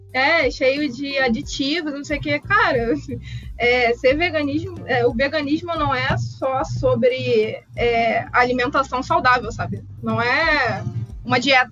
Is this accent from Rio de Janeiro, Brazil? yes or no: yes; Rio de Janeiro, Brazil; Eu sou do Rio de Janeiro